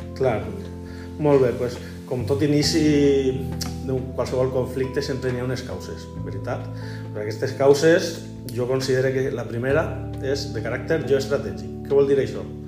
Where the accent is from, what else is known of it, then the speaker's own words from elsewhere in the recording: Elche, Valencian Community, Spain; moved away as an adult; also born or lived in Teulada; soc nascut a Elx, il·licitant, però que estic per aquestes terres ja el segon curs